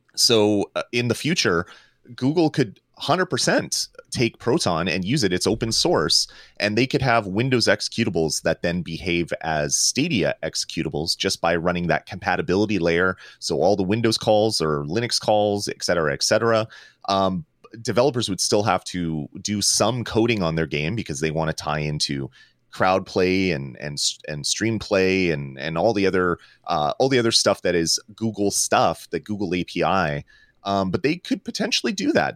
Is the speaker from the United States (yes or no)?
no; Canada; I'm Canadian